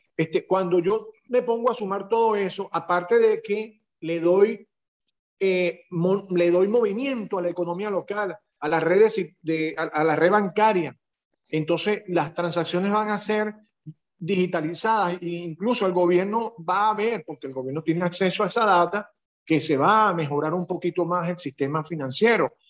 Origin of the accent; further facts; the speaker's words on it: Venezuela; now in Curaçao; Nosotros somos venezolanos